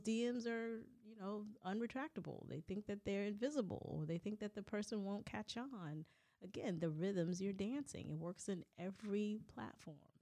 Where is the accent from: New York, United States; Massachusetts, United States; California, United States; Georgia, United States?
California, United States; Southern; we grew up in Southern California